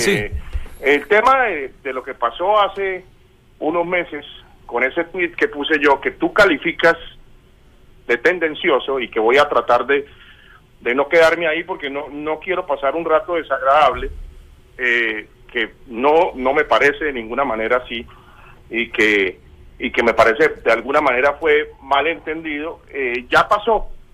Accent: Bucaramanga, Santander, Colombia; now in Buenos Aires, Argentina; Bucaramanga que, pues es mi ciudad natal

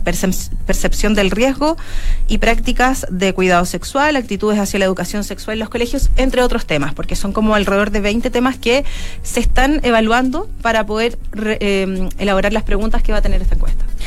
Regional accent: Chile; nuestro comportamiento sexual como chilenos

